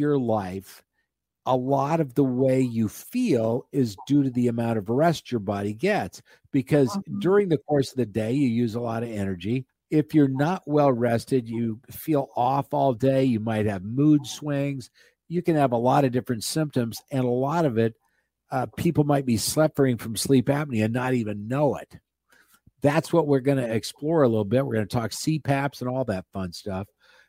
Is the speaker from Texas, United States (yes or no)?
no; Nebraska, United States; Well, and we talk a lot about whether or not I'm a redneck because I came from Nebraska.